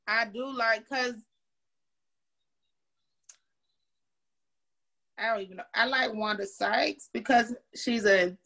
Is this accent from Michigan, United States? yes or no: no; Florida, United States; I'm from Florida